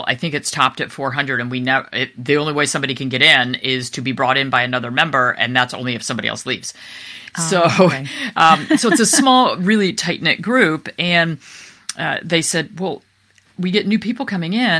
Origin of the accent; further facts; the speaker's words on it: East Coast, United States; we're from the East Coast